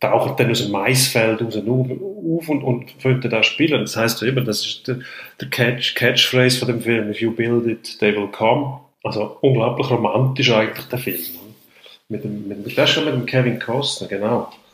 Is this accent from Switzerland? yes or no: yes; Switzerland; bei uns in der Schweiz.